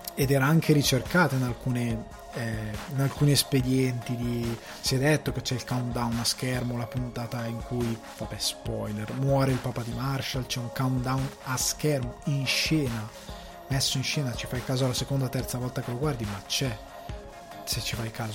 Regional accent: Italy; da buon italiano

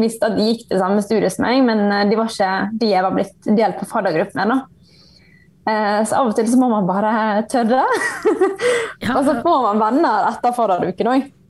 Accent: Bergen, Vestland, Norway; moved away as an adult; now in Ålesund, Norway; jeg er originalt fra Bergen

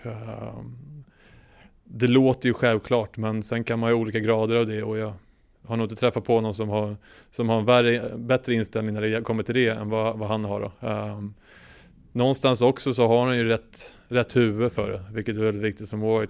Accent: Sweden; som svensk

